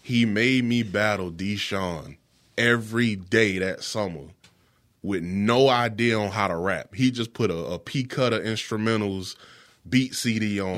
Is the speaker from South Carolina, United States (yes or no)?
yes; Florence, South Carolina, United States; I'm from West Florence